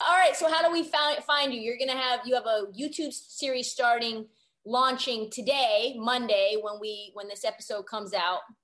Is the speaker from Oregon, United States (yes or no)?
yes; Portland, Oregon, United States; moved away as an adult; now in Los Angeles, United States; I grew up in Portland, went to Oregon, and then bunch of lacrosse kids actually at Oregon, and then moved to LA to get into media.